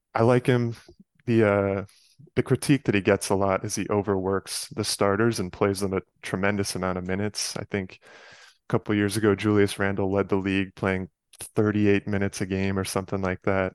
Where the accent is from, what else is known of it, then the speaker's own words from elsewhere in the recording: Westchester County, New York, United States; moved away as an adult; now in Chicago, United States; I grew up in Westchester County, just outside of Manhattan. So, I lived there from age five to eighteen